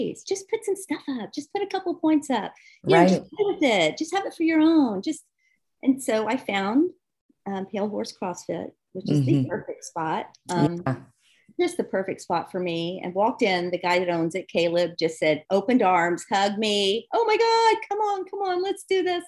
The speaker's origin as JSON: {"language": "English", "town": "Charleston", "region": "South Carolina", "country": "United States", "tie": "born or raised there", "also_born_or_lived": "Pacific Northwest / Washington", "moved": "as an adult", "lives_now": "Charleston, United States", "said": "having been born and raised in Charleston"}